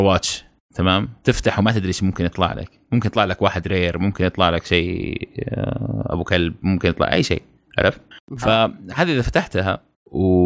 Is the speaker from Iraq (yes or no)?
no; Saudi Arabia; احنا سعوديين